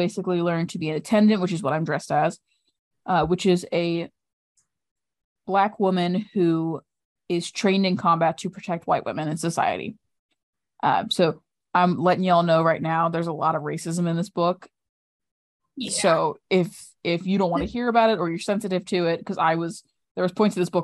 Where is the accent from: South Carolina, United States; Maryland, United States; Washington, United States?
Maryland, United States; I'm from Maryland